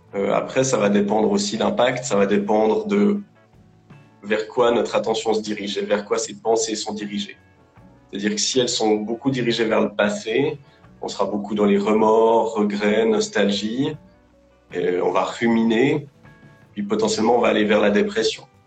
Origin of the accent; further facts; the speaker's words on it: Lausanne, Vaud, Switzerland; je, je, bosse en Suisse, à Lausanne. Je suis suisse d'origine, j'ai toujours vécu euh, ici